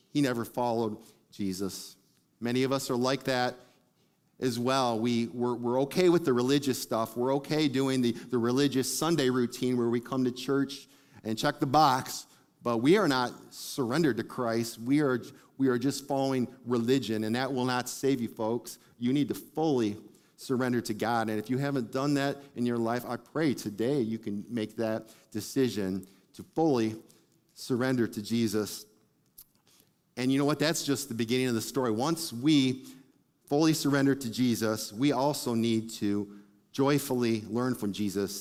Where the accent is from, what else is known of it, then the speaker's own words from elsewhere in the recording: Detroit, Michigan, United States; I grew up in Detroit